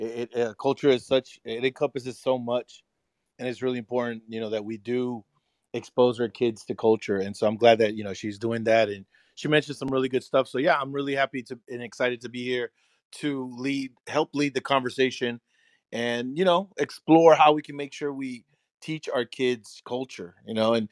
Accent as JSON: {"language": "English", "town": "San Antonio", "region": "Texas", "country": "United States", "tie": "born or raised there", "first_language": "Spanish", "second_language": "English", "said": "And I know me growing up in San Antonio"}